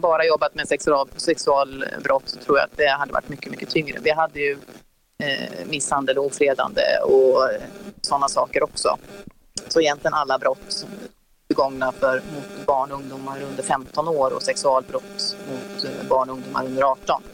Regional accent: Gothenburg, Västra Götaland, Sweden; moved away as an adult; also born or lived in Stockholm; now in Örebro, Sweden; Jag är från Göteborg

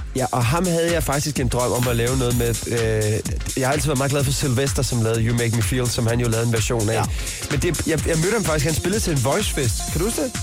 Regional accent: Hårby, Southern Denmark, Denmark; now in Copenhagen, Denmark; min opvækst i Hårby

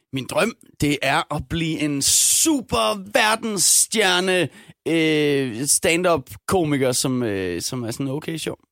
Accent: Denmark; jeg er dansker, jeg har en irsk far

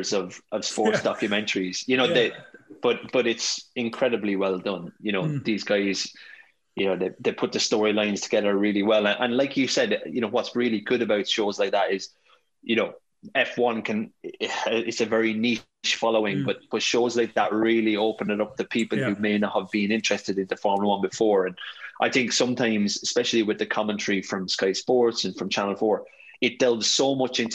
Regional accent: Ireland; moved away as an adult; also born or lived in Australia / London; born and raised in the Rock

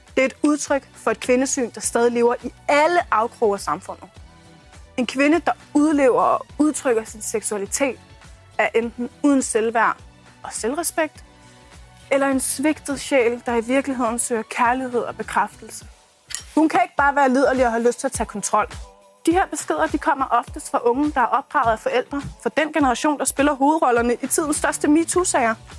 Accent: Hundige, Zealand, Denmark; jeg kommer fra Askerød i Hundi i den sydlige del af Blæstegen

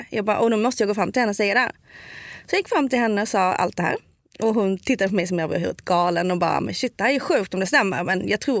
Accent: Skåne, Sweden; accent: Scanian (skånska); jag kommer verkligen sticka ut för jag pratar skånska.

